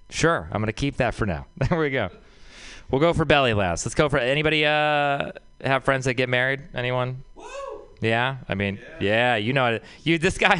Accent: Texas, United States; I grew up in Texas

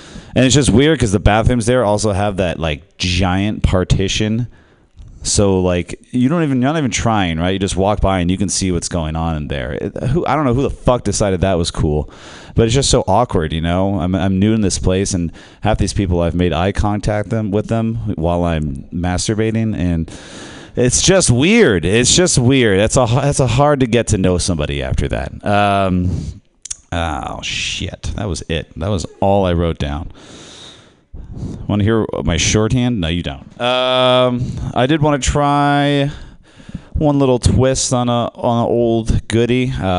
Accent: Ireland; I am Irish, okay?

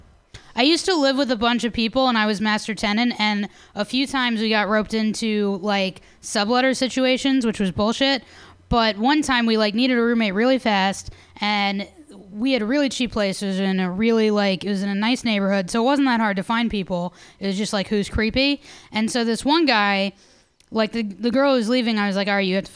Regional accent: New York, United States; now in San Francisco, United States; New York

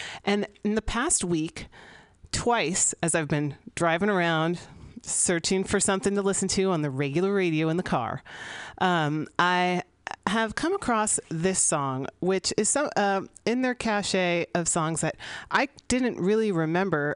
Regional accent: San Francisco, California, United States; I grew up here in San Francisco during a rock and roll city. I grew up here in the 80s

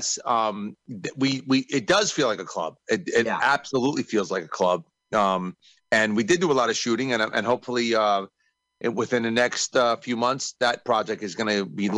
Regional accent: New York, United States; I'm from New York

